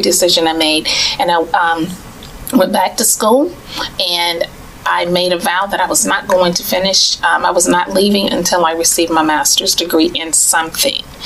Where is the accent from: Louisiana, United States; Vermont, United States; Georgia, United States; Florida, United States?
Florida, United States; Tallahassee; moved away; I am originally from Tallahassee, but I've lived in other states and abroad. And um, I returned back to Tallahassee